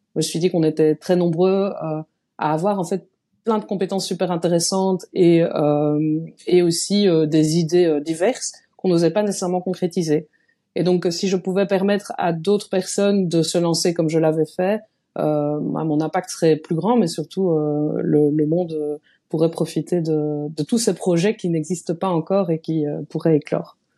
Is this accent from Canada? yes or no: no; Liège, Wallonia, Belgium; je suis belge, donc euh, je viens de Liège